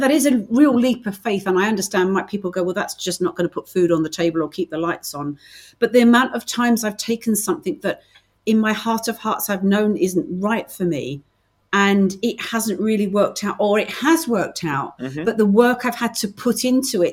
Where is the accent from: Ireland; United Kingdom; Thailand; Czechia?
United Kingdom; accent: British; I'm very, very British.